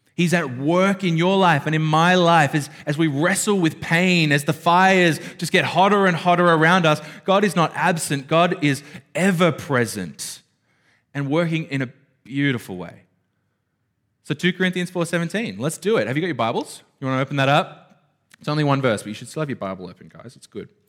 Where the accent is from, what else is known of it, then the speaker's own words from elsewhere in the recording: Australia; I grew up in Burara